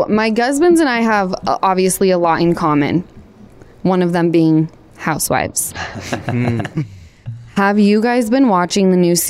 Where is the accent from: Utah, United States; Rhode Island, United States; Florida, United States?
Utah, United States; Salt Lake City; I'm from Utah, which people don't realize that Salt Lake, where I come from